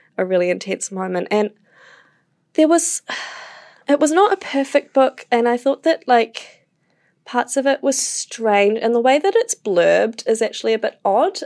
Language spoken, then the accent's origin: English; Wellington, New Zealand; moved away; I'm from Wellington